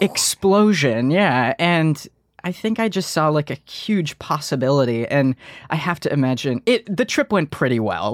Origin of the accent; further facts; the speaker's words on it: Detroit, Michigan, United States; moved away; we're from Detroit, Michigan